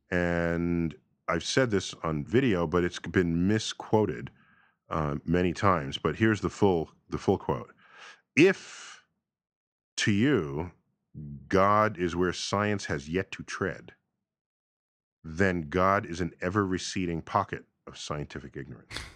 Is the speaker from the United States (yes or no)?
yes; New York City, New York, United States; growing up in New York City